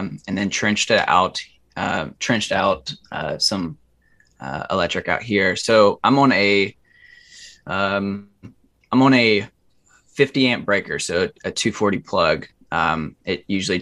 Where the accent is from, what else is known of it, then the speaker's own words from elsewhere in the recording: Ohio, United States; moved away as an adult; also born or lived in Colorado; I grew up in Ohio